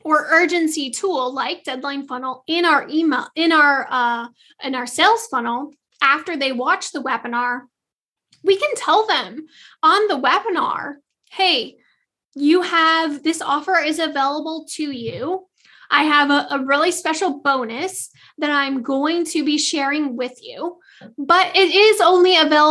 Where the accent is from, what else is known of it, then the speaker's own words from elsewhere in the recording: Michigan, United States; also born or lived in Southeast US; now in Southeast, United States; I'm originally from Michigan, so I have plenty of Christmases with snow